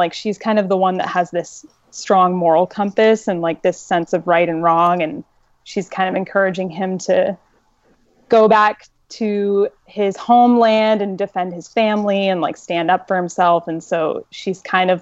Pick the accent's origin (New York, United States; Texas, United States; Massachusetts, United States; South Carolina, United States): Massachusetts, United States; where I grew up in Massachusetts was a really woodsy area